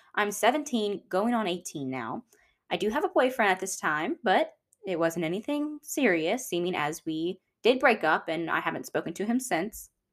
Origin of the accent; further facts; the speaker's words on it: Georgia, United States; also born or lived in El Paso, Texas; now in Louisiana, United States; although I was born in Texas, I wouldn't consider myself a Texan. And that's because when I was one, my family moved to Georgia.